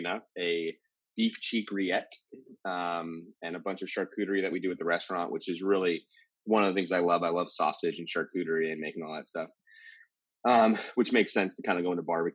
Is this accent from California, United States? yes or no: yes; East Bay, California, United States; now in New York City, United States; I grew up in California, like the East Bay